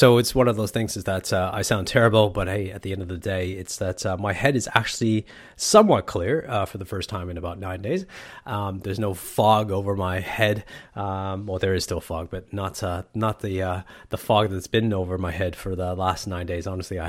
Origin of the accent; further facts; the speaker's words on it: Canada; I'm Canadian, man. It's natural in me. It's a part of my DNA.